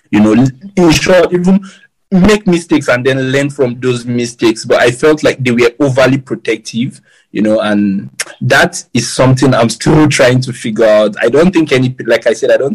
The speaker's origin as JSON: {"language": "English", "town": "Kaduna", "region": "Kaduna State", "country": "Nigeria", "tie": "born or raised there", "said": "we actually grew up in like the ghetto part of Malali in Kaduna."}